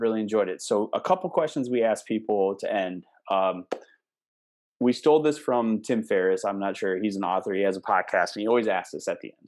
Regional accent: Cumberland, Wisconsin, United States; my hometown, my teeny little hometown

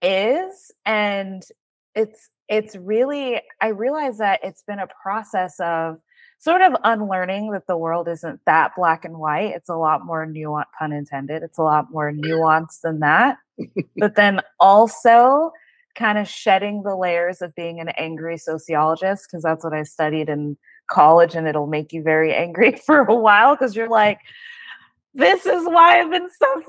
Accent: Jamaica; I always felt like I couldn't relate to African Americans because I'm Jamaican, and it's night and day the way that we're brought up.

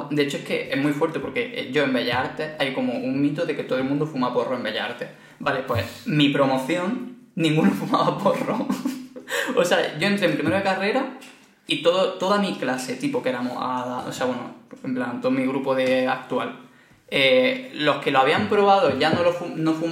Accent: Barcelona, Catalonia, Spain; realmente en Granada no es tan fuerte, pero soy de Barcelona y aquí prácticamente siempre se sale de fiesta.

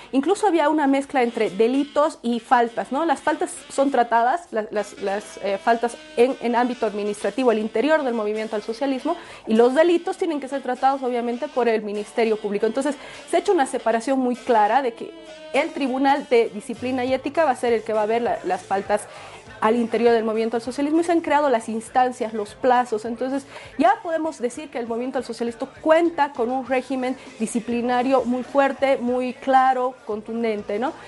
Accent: Bolivia; nosotras como bolivianas

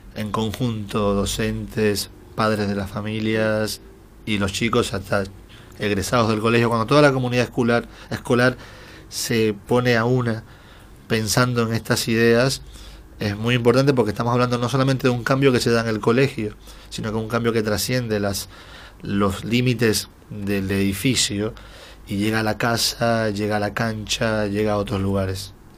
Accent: Dominican Republic; moved away as an adult; now in Buenos Aires, Argentina; soy de la República Dominicana, hace seis años y unos meses que vivo en la Argentina

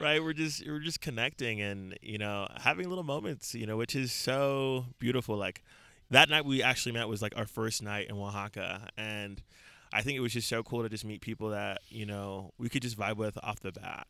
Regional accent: San Bernardino, California, United States; also born or lived in Lagos, Nigeria / Queens, New York; I grew up in uh, San Bernardino, California, which is in like Southern California, like in the Inland Empire, like like an hour from

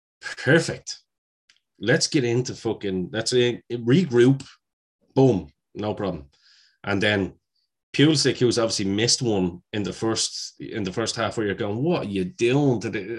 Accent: Ireland; as an Irishman, it was great to see him.

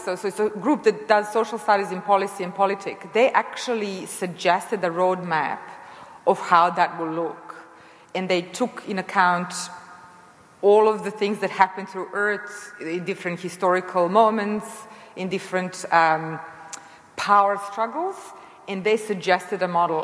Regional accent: Serbia; moved away as an adult; also born or lived in United States; now in Australia; I come from Serbia originally, and I grew up in socialism, cooperative socialism

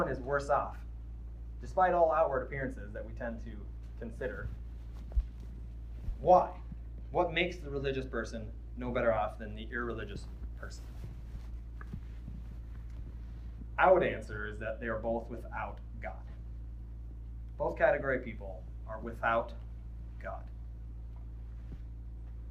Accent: Midwest, United States; I'm from the Midwest

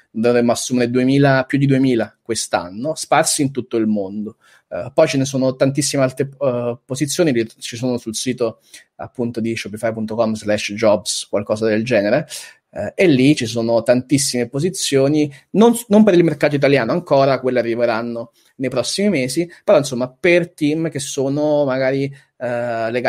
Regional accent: Southern Italy, Italy; accent: southern Italian, partly Milanese; moved away; il mio accento oramai è. è sono, sono, un bastardo, nel senso che giù, giù, mi, giù, mi, prendono in giro perché insomma mi sono milimesizzato. Qui mi prendono in giro perché eh, comunque resto un po' terun

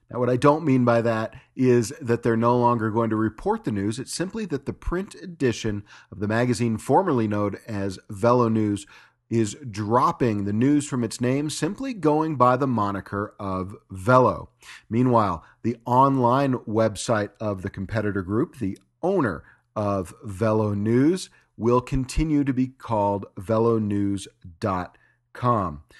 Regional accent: Los Angeles, California, United States; moved away as an adult; now in Park City, United States; Los Angeles is my hometown. I've only been here in Park City, Utah for four years

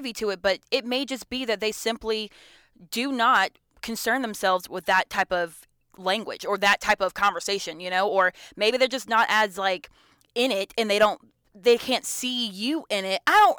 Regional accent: Georgia, United States; You know, I'm from Metro Atlanta, North Georgia area, like, you know, mm-hmm. Gwinnett County. That's where I grew up in.

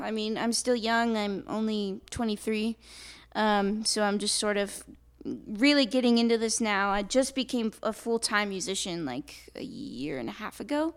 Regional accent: Napa, California, United States; born and raised in Napa, and I've basically lived there my whole life.

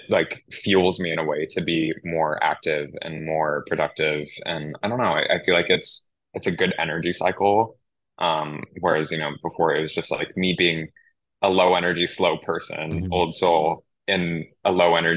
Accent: Maui, Hawaii, United States; moved away; also born or lived in California; growing up in Maui

